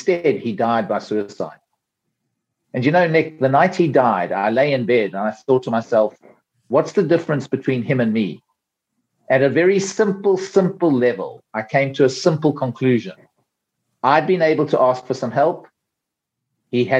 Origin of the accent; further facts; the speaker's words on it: South Africa; accent: South African; moved away as an adult; now in United Kingdom; I'm a South African through and through, though I live in the UK now and I've been here for a long, long time, but I have not lost my South African accent.